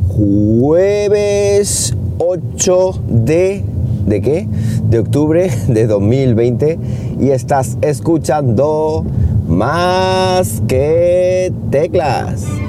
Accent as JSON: {"language": "Spanish", "town": "Siles", "region": "Andalusia", "country": "Spain", "said": "en mi pueblo, en Siles"}